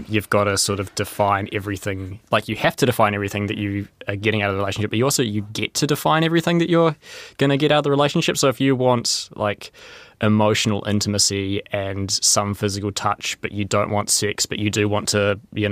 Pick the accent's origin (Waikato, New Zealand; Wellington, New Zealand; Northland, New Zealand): Wellington, New Zealand; I'm from Wellington.